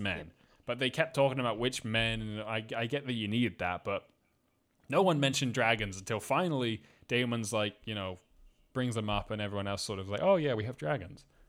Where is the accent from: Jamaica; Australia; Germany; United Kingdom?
United Kingdom; Scotland; I was raised in Scotland